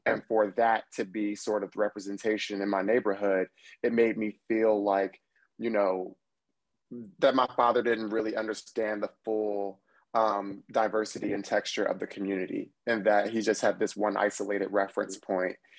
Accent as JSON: {"language": "English", "town": "Trenton", "region": "New Jersey", "country": "United States", "also_born_or_lived": "Washington, D.C.", "moved": "yes", "lives_now": "New York City, United States", "said": "I'm from Trenton, New Jersey"}